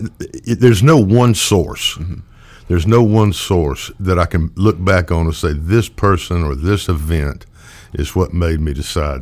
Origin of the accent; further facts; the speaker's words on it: Brookhaven, Mississippi, United States; moved away as an adult; I grew up in Brookhaven. I moved here when I was five. My father's family was from here. And I moved here when I was almost 5 years old. And I lived here until I was 18.